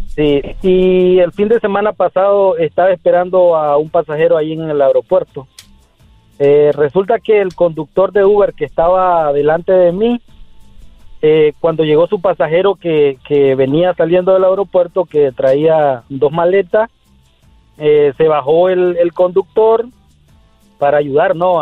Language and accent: Spanish; Nicaragua; now in San Francisco, United States; me dicen … porque soy de Nicaragua